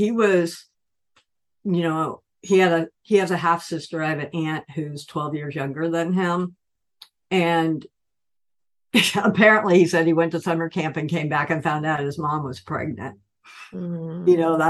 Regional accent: Piedmont, California, United States; also born or lived in Montclair, Oakland; I grew up in Piedmont, which is in the middle of Oakland.

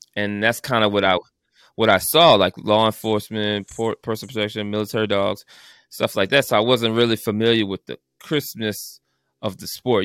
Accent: New Orleans, Louisiana, United States; I'm from New Orleans, actually.

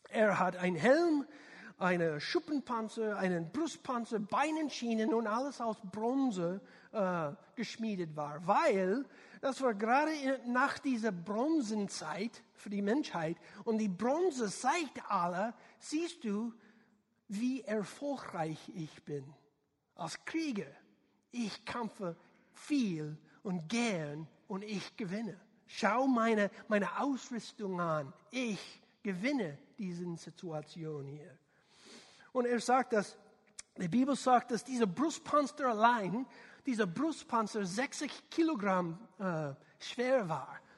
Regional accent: United States; German is a second language; man merkt, ich bin äh, Amerikaner, nicht ein deutschsprachiger äh, Kerl.

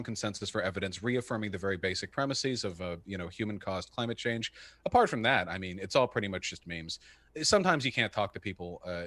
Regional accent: United States; I'm American

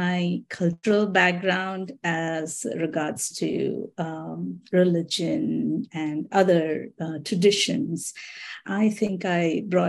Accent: Mumbai, Maharashtra, India; now in Minnesota, United States; I grew up in Bombay, just a few minutes off the Arabian Sea.

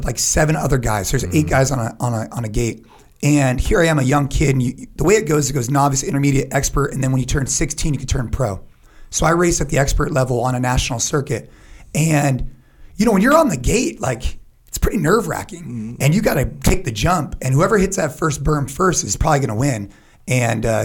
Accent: San Jose, California, United States; I'm from California, Northern California

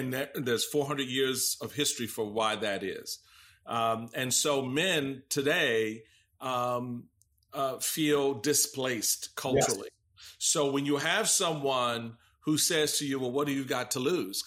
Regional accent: Washington, District of Columbia, United States; as a young Black man growing up in Washington, D.C.

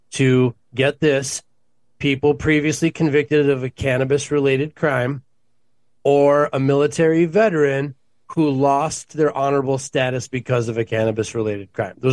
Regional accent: Minnesota, United States; accent: half Minnesota, half surfer; also born or lived in California; now in St. Louis Park, United States

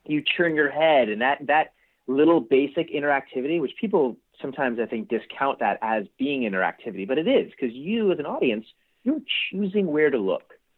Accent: East Coast, United States; also born or lived in Pasadena, California; now in California, United States; I was actually born in Pasadena. Oh, um, and uh, so I have like strong ties here to California, but I grew up on the East Coast.

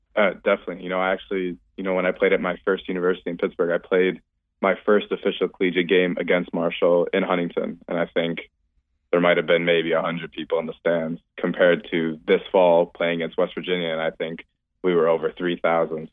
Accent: Canada; growing up in Canada

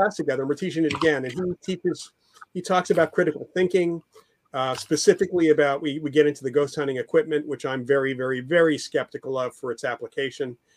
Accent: New York area, United States; I grew up in the New York area

